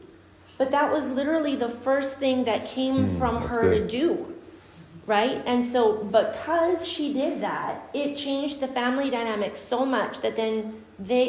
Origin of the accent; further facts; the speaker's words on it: Guatemala; moved away; I grew up in Guatemala